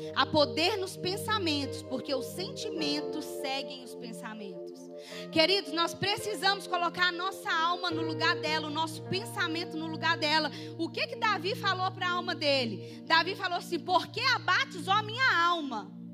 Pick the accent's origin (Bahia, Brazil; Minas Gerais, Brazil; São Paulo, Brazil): Minas Gerais, Brazil; Itaipu; eu sou lá do Itaipu